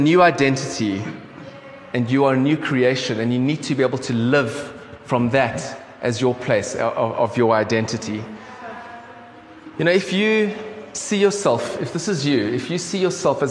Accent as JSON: {"language": "English", "country": "South Africa", "tie": "born or raised there", "accent": "South African", "said": "I've grown up as a South African"}